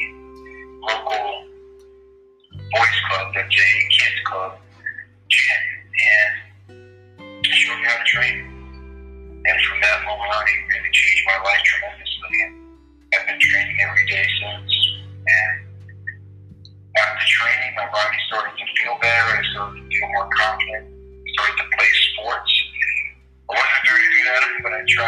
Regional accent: Mount Holyoke, Massachusetts, United States; I grew up in Mount Holyoke, in Massachusetts

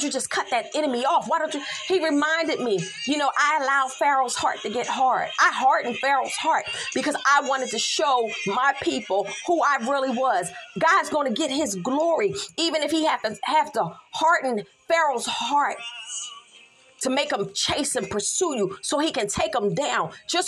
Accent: Philadelphia, Pennsylvania, United States; I'm from Philly. That's all I'm going to say. I'm from Philly. We do things a little differently there.

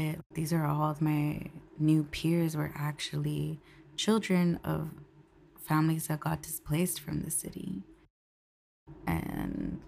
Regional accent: Concord, California, United States; moved away as an adult; now in San Francisco, United States; growing up in Concord, I was raised on Monument Boulevard

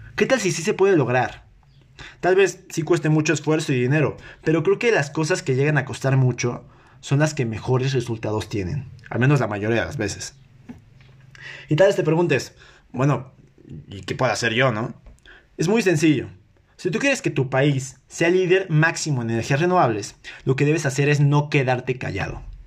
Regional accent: Mexico; yo que soy mexicano

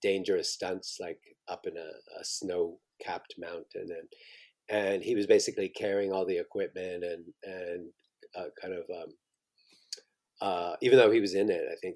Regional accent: Southampton, Ontario, Canada; I was born in Southampton, but I grew up in a farm. So we were kind of in the middle of nowhere

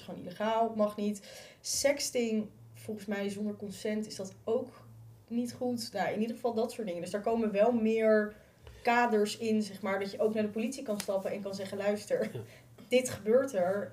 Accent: Utrecht, Netherlands; Ik kom zelf uit Utrecht. Ik heb in school gezeten

